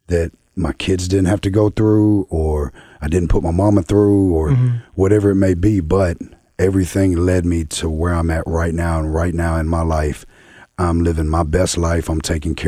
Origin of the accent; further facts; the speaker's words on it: the South, United States; I'm from the South